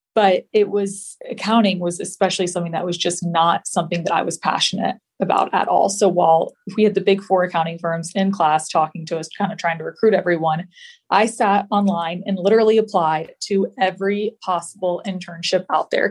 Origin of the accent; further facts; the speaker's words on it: the South, United States; also born or lived in Georgia; Growing up in the South